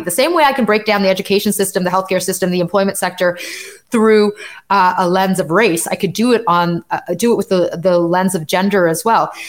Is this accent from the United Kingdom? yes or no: no; Canada; I'm Canadian and I live in Canada